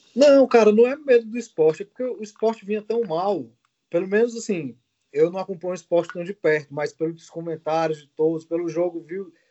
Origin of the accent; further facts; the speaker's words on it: Fortaleza, Ceará, Brazil; moved away; É o primeiro programa de volta à minha terra, né? Primeiro programa aqui de Fortaleza